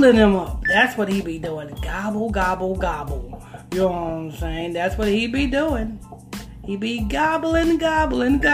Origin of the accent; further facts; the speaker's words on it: Huntington Station, New York, United States; I'm from Huntington Station